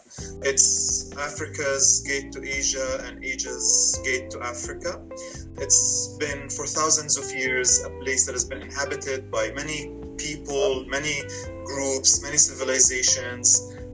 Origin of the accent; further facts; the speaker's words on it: Gaza, Gaza Strip, Palestine; moved away as an adult; now in Chicago, United States; I grew up in Palestine, in Gaza. I spent most of my life there. I still have family there. And I now have family here in the U.S.